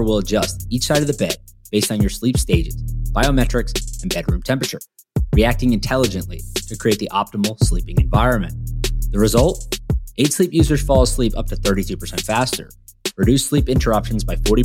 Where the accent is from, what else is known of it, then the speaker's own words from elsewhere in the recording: North Carolina, United States; now in Miami, United States; I'm from North Carolina, but I live in Miami now